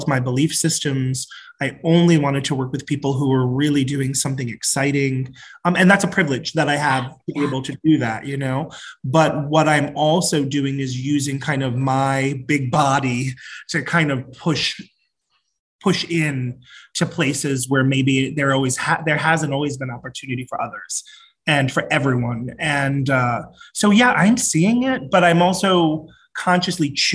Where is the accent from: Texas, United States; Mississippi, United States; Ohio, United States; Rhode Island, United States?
Rhode Island, United States; Providence; moved away as an adult; also born or lived in Atlanta / New York; I come from Providence, Rhode Island, smallest of the 50 states. Most people have never been there. I grew up in a really large, very loud, very Catholic family